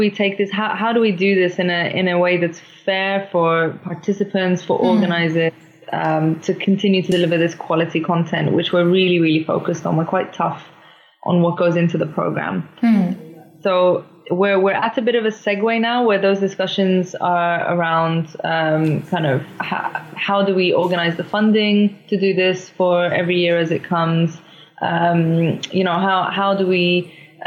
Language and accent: English; London, United Kingdom; now in Oslo, Norway; I grew up in London